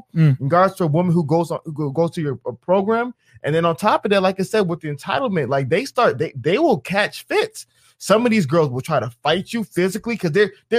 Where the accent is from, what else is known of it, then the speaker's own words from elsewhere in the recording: Atlanta, Georgia, United States; I'm from Atlanta. And you got to remember, in a place like Atlanta, it's a culture of flexing, of capping, of spending money.